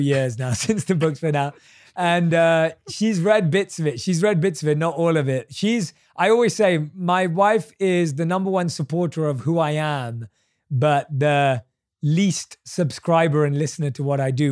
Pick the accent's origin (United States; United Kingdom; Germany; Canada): United Kingdom